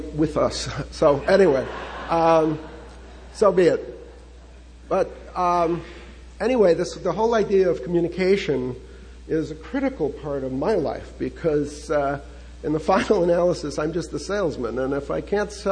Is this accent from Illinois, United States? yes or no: yes; Chicago, Illinois, United States; now in San Diego, United States; So I was raised in Chicago